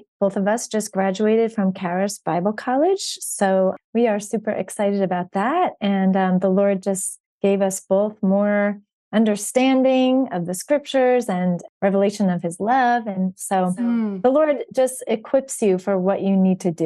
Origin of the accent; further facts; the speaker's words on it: New Jersey, United States; moved away as an adult; also born or lived in Georgia / Washington, D.C. / Charleston; now in Florida, United States; I'm actually originally born and raised in New Jersey